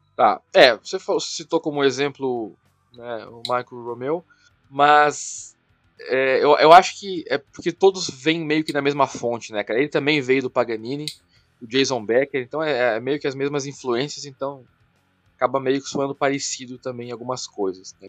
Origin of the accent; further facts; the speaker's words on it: Brazil; sou brasileiro